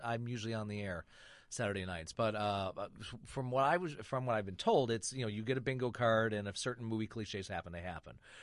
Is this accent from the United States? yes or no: yes; Michigan, United States; moved away; I grew up in Michigan